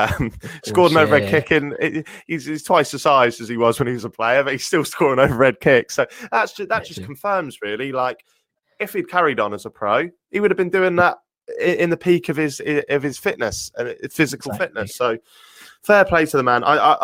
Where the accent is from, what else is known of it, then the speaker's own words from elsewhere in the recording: Norwich, East of England, United Kingdom; I'm from Norwich, lived here my whole life.